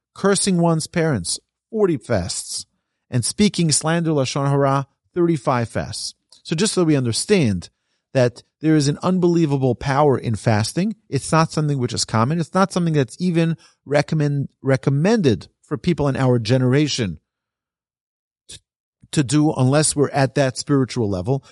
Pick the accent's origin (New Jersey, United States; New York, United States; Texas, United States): New York, United States; I'm from New York.